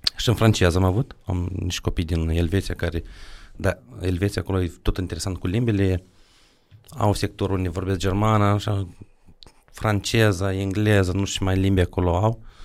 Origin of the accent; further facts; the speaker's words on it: Drochia, Moldova; eu la Drochea